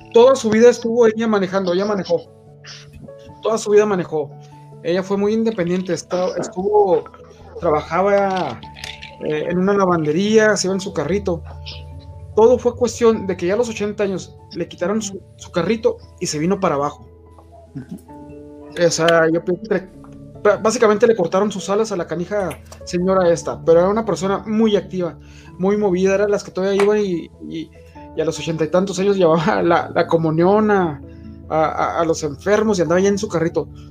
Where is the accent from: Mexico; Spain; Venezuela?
Mexico; aquí en México